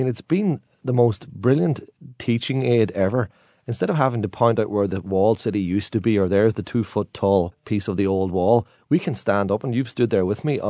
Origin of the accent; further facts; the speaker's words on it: Derry, Northern Ireland, United Kingdom; for years as a guide, I've been describing my hometown as a divided city. But now people are describing my hometown as a shared city.